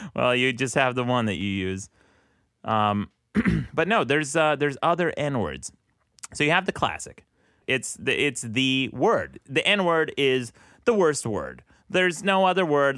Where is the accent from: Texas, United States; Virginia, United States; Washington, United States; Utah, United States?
Utah, United States; I'm from Utah